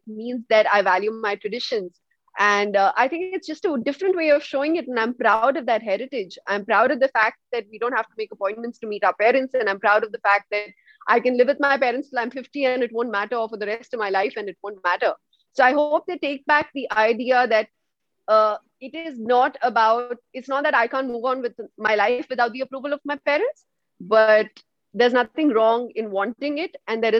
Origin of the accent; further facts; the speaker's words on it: India; as an Indian